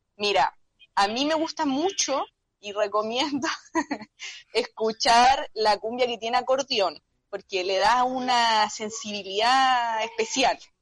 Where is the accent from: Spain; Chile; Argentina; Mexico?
Chile; San Antonio, Valparaíso; Toda la vida, nací en el hospital Claudio Vicuña, vivo en San Antonio